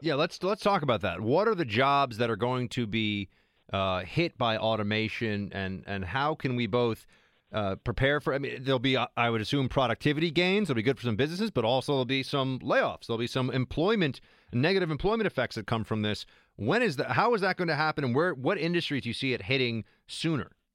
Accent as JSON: {"language": "English", "town": "New York City", "region": "New York", "country": "United States", "tie": "born or raised there", "said": "I'm born and raised in New York City"}